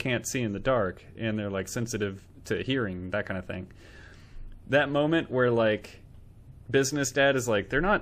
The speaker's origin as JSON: {"language": "English", "country": "United States", "said": "we're American."}